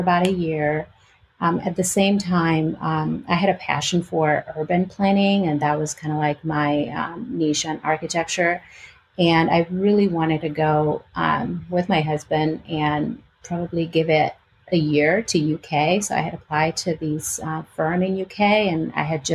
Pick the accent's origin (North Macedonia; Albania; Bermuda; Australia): Albania; English is a second language; moved away as an adult; also born or lived in Greece / California / Illinois / Chicago; now in Richmond, United States; I was born in Albania and I was raised in Albania and Greece. My mom is Greek and my dad is Albanian.